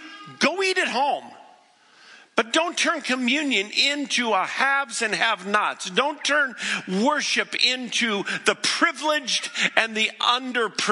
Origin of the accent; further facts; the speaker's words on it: the West, United States; also born or lived in Boston; I didn't grow up in the East. I grew up in the West